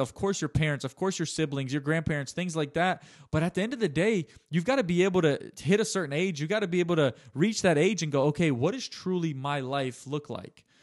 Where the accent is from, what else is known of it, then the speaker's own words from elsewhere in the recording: United States; I'm born about four years later, nineteen ninety-three. They have five kids. They live in the United States of America